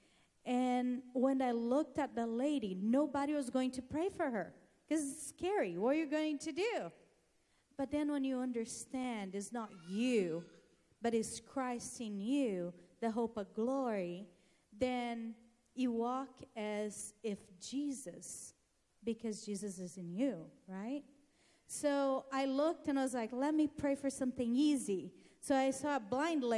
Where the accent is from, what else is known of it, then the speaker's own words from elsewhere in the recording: Brazil; moved away as an adult; I'm from Brazil originally